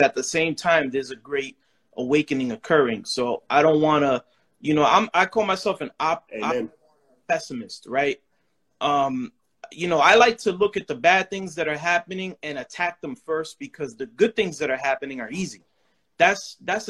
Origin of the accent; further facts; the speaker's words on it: New York City, New York, United States; moved away; I'm from the Bronx, New York. BX, stand up